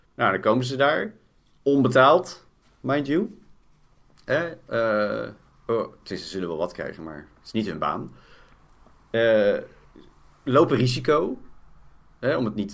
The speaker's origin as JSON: {"language": "Dutch", "town": "Poeldijk", "region": "South Holland", "country": "Netherlands", "said": "in Poeldijk, het dorp waar ik vandaan kom"}